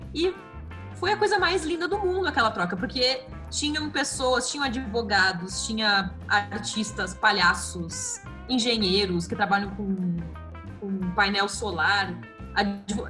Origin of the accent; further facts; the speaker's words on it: Santa Cruz do Sul, Rio Grande do Sul, Brazil; Eu nasci no interior do Rio Grande do Sul, numa, numa cidade chamada Santa Cruz do Sul, fica pertinho de Porto Alegre